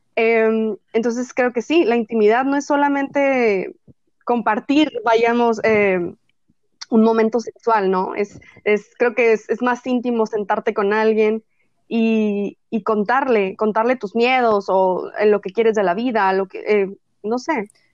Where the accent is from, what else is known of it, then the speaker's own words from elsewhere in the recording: northern Mexico, Mexico; como buena norteña, soy fanática de la carne asada